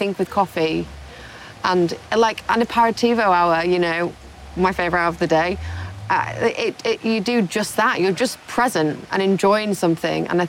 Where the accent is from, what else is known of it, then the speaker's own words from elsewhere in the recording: Yorkshire and the Humber, United Kingdom; I'm a big tea drinker because I'm from Yorkshire and I love Yorkshire tea